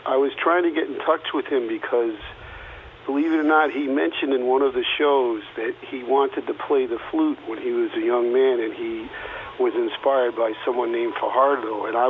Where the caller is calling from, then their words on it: New York City, New York, United States; Well, I'm in New York City.